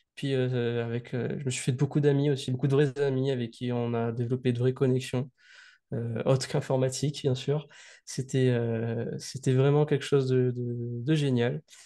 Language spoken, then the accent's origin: French; Saint-Denis, Réunion; je suis né à Saint-Denis le jour de la Saint-Denis.